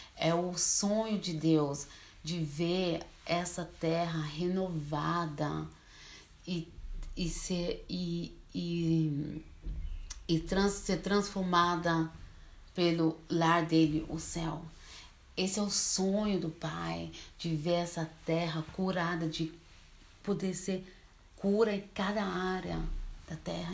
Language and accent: Portuguese; Switzerland; Portuguese is a second language; also born or lived in Brazil; Eu moro na Suíça, mas sou brasileira. Eu vim para a Suíça bem pequena, com quatro anos de idade, então assim, eu sou mais suíça do que brasileira. Português eu também aprendi aqui.